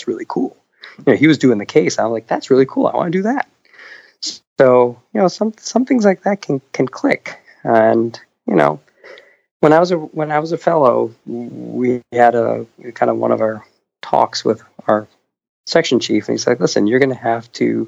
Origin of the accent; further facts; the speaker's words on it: Buffalo, New York, United States; moved away; also born or lived in Philadelphia / Atlanta; I grew up in Buffalo